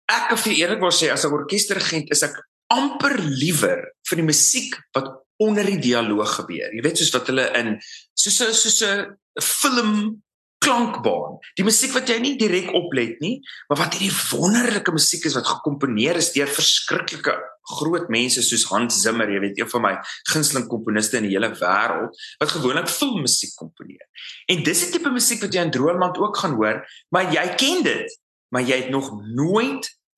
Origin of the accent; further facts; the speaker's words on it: South Africa; moved away as an adult; Suid-Afrika is my tuiste.